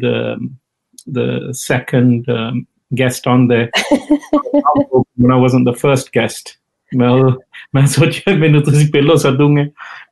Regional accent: Birmingham, West Midlands, United Kingdom; moved away as an adult; Born and bred in Birmingham. And lived most of my life in Birmingham, and then from there moved on.

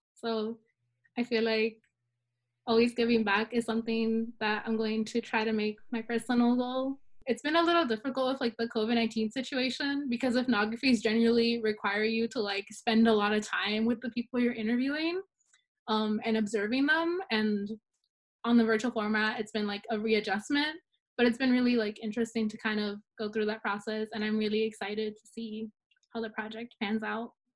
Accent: Salinas, California, United States; I was born and raised in Salinas

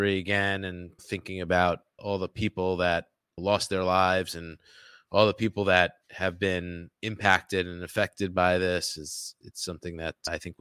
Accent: New York City, New York, United States; I grew up in Queens

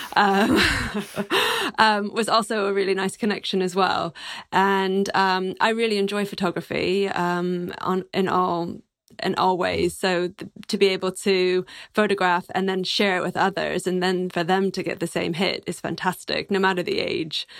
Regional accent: Texas, United States; moved away as an adult; also born or lived in New York; I'm a Texan

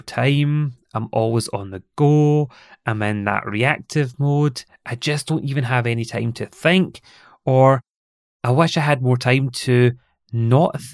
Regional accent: Scotland, United Kingdom; accent: Scottish; my lovely Scottish accent

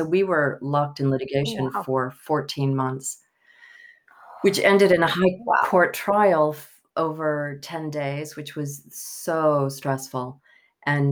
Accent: Pascagoula, Mississippi, United States; accent: Southern; moved away as an adult; also born or lived in Italy; now in London, United Kingdom; I was born in Pascagoula, Mississippi

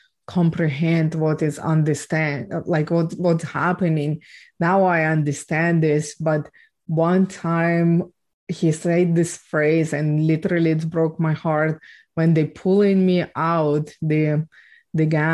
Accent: Ukraine; I was born and raised in Ukraine

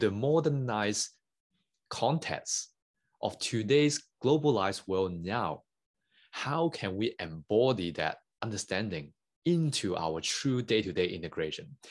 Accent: Hong Kong; English is a second language; moved away as an adult; I, I grew up in Hong Kong. Uh, I born and bred there for over nineteen years

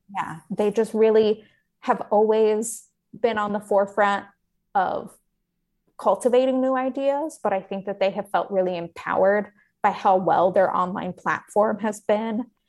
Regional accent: the West, United States; I grew up in the West

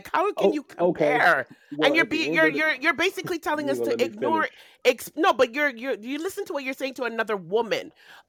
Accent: Canada; I'm Canadian, by the way.

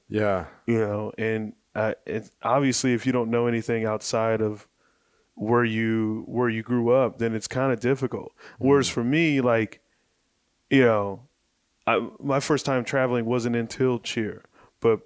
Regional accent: Mesa, Arizona, United States; I grew up in Mesa, Arizona

